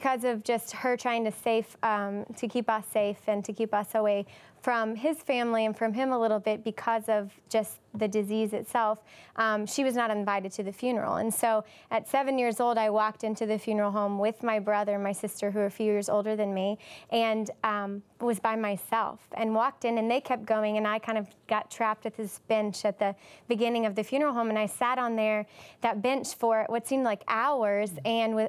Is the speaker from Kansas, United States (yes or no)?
no; Louisiana, United States; moved away as an adult; now in Haiti; I was born in Louisiana, and when I was 7, my father passed away